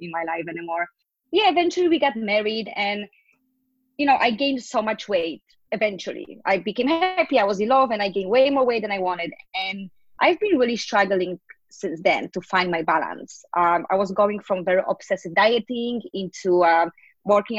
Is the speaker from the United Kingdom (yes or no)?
no; Poland; moved away as an adult; now in New York City, United States; I am originally from Poland, but I moved to New York City 10 years ago